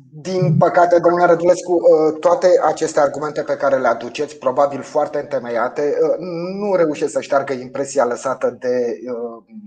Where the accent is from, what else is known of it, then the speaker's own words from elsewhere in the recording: Romania; ca român